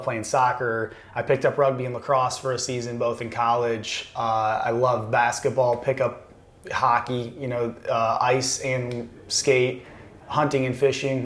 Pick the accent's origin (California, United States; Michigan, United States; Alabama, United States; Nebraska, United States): Michigan, United States; Constantine; moved away; I grew up in Constantine, Michigan, which is like 1,800 people